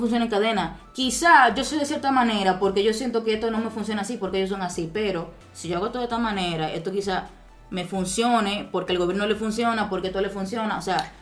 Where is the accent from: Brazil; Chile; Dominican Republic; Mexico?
Dominican Republic; somos nosotros, los dominicanos